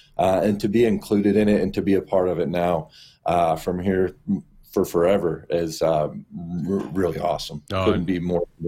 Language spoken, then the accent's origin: English; Orlando, Florida, United States; I grew up in Orlando. I lived there for about 7 years in the mid-'80s.